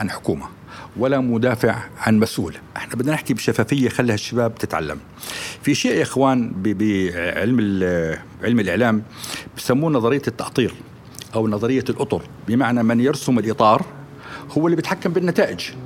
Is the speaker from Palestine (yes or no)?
no; Jordan; احنا عندنا في الاردن